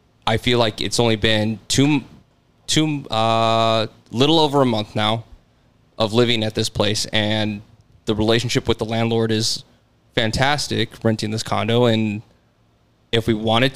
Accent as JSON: {"language": "English", "region": "Arizona", "country": "United States", "tie": "born or raised there", "also_born_or_lived": "Illinois", "moved": "yes", "lives_now": "Arlington Heights, United States", "said": "growing up in Arizona, my dad was a realtor"}